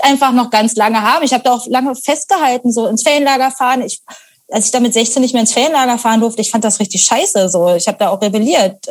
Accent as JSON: {"language": "German", "town": "Potsdam", "region": "Brandenburg", "country": "Germany", "tie": "born or raised there", "moved": "yes", "lives_now": "Berlin, Germany", "said": "ich bin halt eben auch im Speckgürtel von Berlin aufgewachsen"}